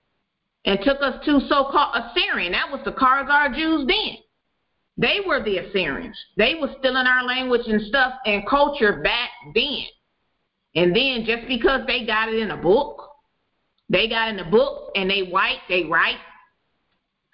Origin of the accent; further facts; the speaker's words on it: Detroit, Michigan, United States; moved away; I'm originally from Detroit